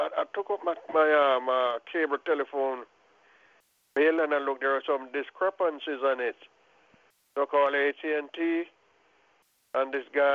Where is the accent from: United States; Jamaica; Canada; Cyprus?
Jamaica; Clarendon; moved away; I'm from Clarendon, too